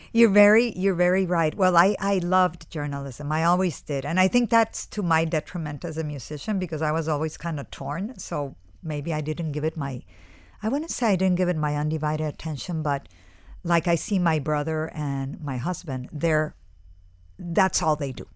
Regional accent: Cali, Valle del Cauca, Colombia; moved away; I grew up in Colombia, in Cali, which is, uh, Colombia's third city.

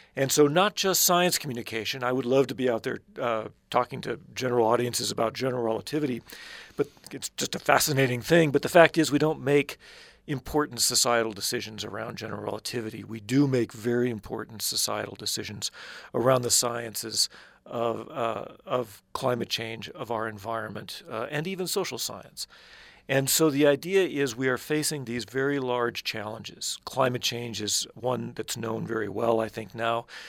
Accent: Midwest, United States; I grew up in the Midwest

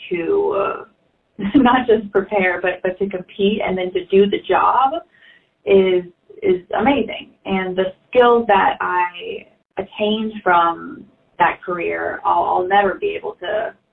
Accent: Arkansas, United States; I was from Arkansas

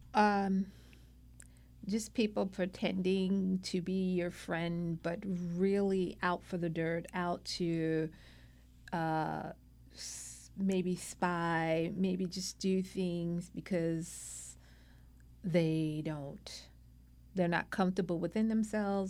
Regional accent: New York City, New York, United States; now in California, United States; I was born and raised in Brooklyn, New York, the youngest child of five

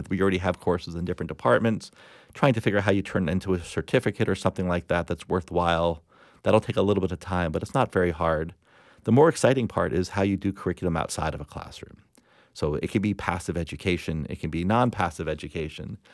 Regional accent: Plantation, Florida, United States; I grew up in South Florida

